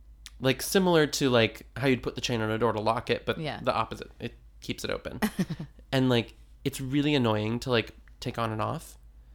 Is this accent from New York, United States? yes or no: no; California, United States; Anyway, we're from California.